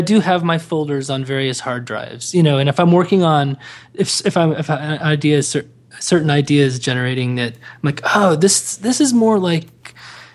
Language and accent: English; Dubai, United Arab Emirates; moved away; I grew up in Dubai, and this is in the 80s